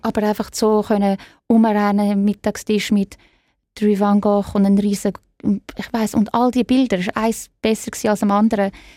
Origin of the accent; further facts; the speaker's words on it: Zurich, Switzerland; moved away as an adult; also born or lived in Florence / New York; now in London, United Kingdom; Ich bin in Zürich aufgewachsen